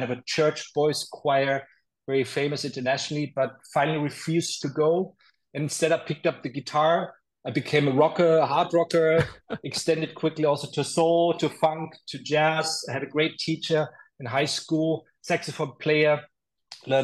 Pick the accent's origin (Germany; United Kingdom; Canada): Germany; Nuremberg, Bavaria; I was born in Nuremberg, Germany. I grew up in a village close to the town